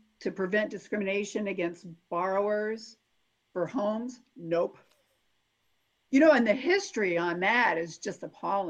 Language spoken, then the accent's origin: English; Chicopee, Massachusetts, United States; now in Evansville, United States; I come from Chicopee, Massachusetts